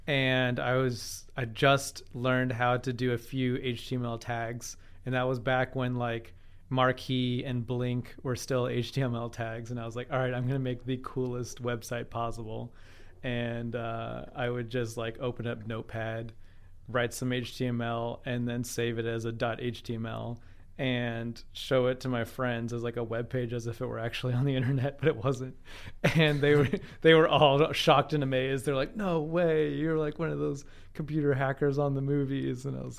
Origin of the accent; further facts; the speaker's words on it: Lexington, Kentucky, United States; I grew up here in Lexington, Kentucky, Henry Clay High School, University of Kentucky grad.